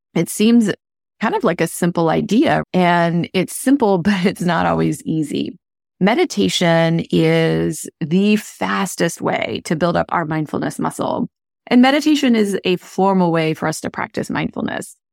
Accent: India; moved away; I grew up in India

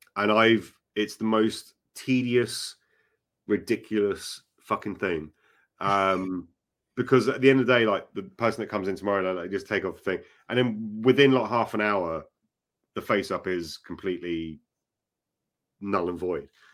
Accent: Acton, London, United Kingdom; Acton was where I used to, um, live, basically. uh, my, my hometown, essentially

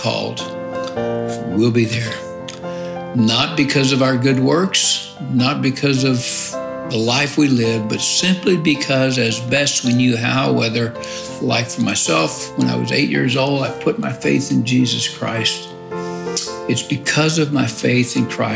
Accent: South Louisiana, United States; as a young boy growing up in South Louisiana

